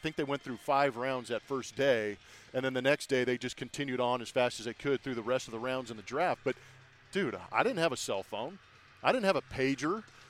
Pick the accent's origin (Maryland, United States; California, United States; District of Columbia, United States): California, United States; Southern; for me, growing up in Southern California